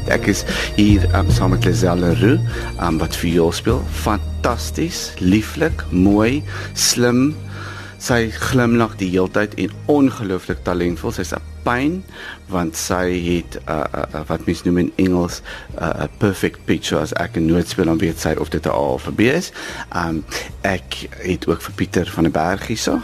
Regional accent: Ladysmith, KwaZulu-Natal, South Africa; moved away; ek groot geword het in die Nederduits Gereformeerde Kerk toe ek 'n kind was en ek sal nooit vergeet ons het twee keer op 'n dag kerk toe gegaan in die oggend vir sonnaarskool en in die aand sodat my ma kon afskou met 'n nuwe hoed wat sy by die Oriental Plaza in Ladysmith gekoop

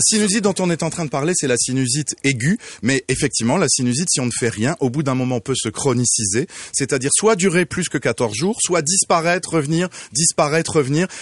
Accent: France; now in Quebec, Canada; d'où vient cet accent exotique et à la fois si torride, je suis français

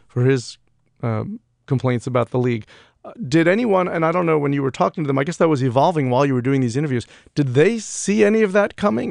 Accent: New York, United States; growing up in New York

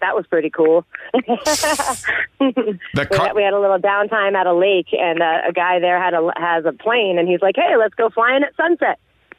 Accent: New Jersey, United States; now in Los Angeles, United States; I am from New Jersey

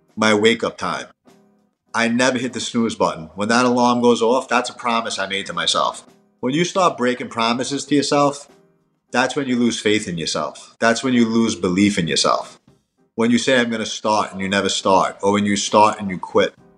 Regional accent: New York, United States; moved away; also born or lived in Miami; I'm from New York and I lived in Miami

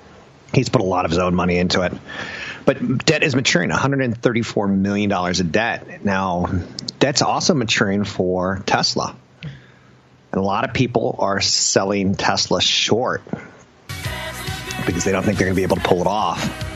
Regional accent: south of San Mateo, California, United States; In my hometown, not in my hometown, but slightly north of my hometown, in San Mateo, there was a Sears.

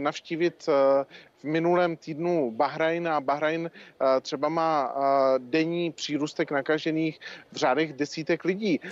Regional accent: Czechia; jako Češi

